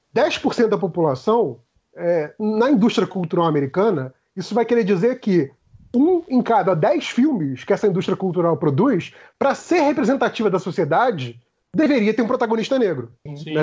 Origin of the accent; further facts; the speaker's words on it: Brazil; eu que sou um branco brasileiro